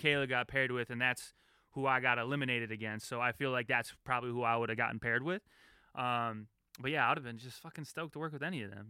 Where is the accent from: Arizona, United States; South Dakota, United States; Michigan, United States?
Michigan, United States; Detroit; also born or lived in Chicago; They flew me home to Detroit